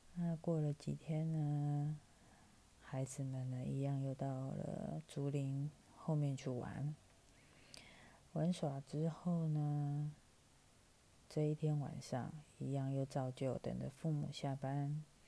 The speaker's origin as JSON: {"language": "Chinese", "town": "Taipei", "country": "Taiwan", "said": "我来自台北，四十来岁，快五十了"}